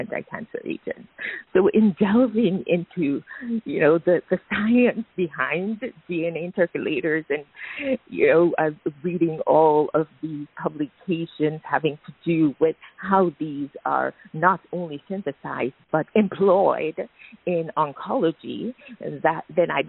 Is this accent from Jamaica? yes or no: yes; Jamaica; moved away as an adult; also born or lived in United States; I was born in Jamaica. I think I alluded to that earlier, and I grew up there, but I trained, as you stated, in the U.S.